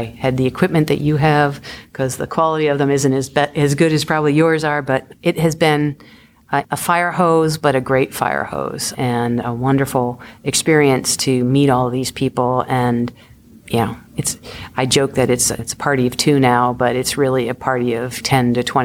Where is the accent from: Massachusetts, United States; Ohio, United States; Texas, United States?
Massachusetts, United States; Boston; I'm originally hail from Boston